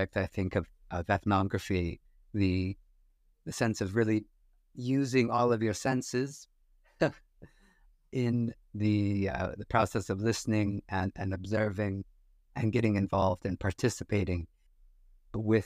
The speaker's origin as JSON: {"language": "English", "country": "United States", "tie": "born or raised there", "said": "growing up in the States"}